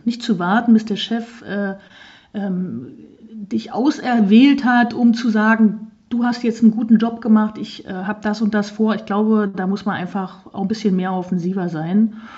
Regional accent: Saxony-Anhalt, Germany; Ich komme ja aus Sachsen-Anhalt

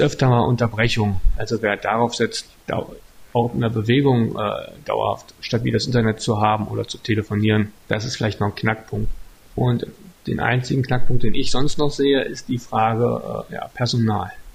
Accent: Altmark, Saxony-Anhalt, Germany; now in Stendal, Germany; ich komme ursprünglich aus der Altmark

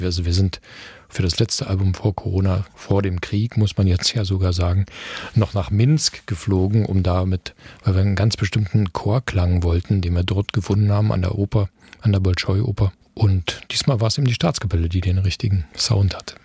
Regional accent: Eisenhüttenstadt, Brandenburg, Germany; moved away as an adult; now in Dresden, Germany; Eisenhüttenstadt, meine Geburtsstadt, wo ich die ersten 20 Jahre meines Lebens verbracht habe

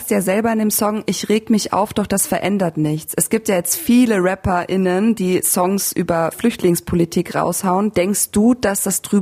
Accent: Ruhr area, North Rhine-Westphalia, Germany; ein äh, Festival bei uns im Ruhrpott

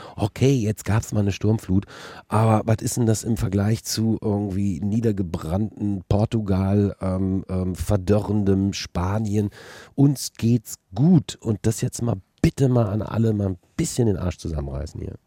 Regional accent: Düsseldorf, North Rhine-Westphalia, Germany; moved away as an adult; now in Berlin, Germany; ich komme aus Düsseldorf

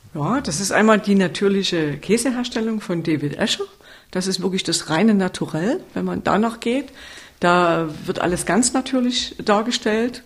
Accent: Sörnewitz, Saxony, Germany; ursprünglich stamme ich aus Surnewitz bei Meißen.

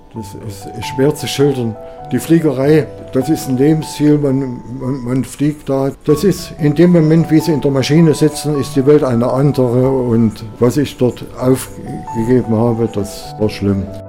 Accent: Waldheim, Saxony, Germany; Ich persönlich habe in meiner Kindheit viel hier in Waldheim gelebt

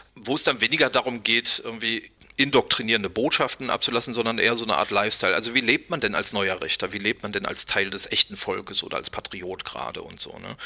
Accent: West Germany, Germany; bin selber aus dem Westen

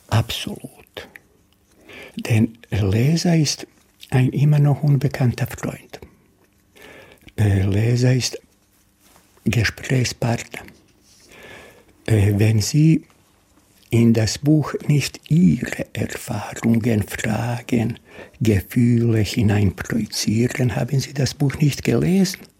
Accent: Duvna, Federation of Bosnia and Herzegovina, Bosnia & Herzegovina; born there; Mein Geburtsort Duvna, die wunderschöne Stadt Mostar, äh, aus Split.

